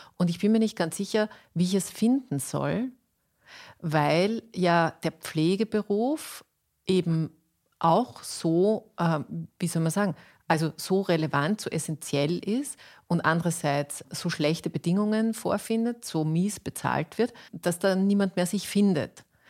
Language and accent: German; Austria; bei uns in Österreich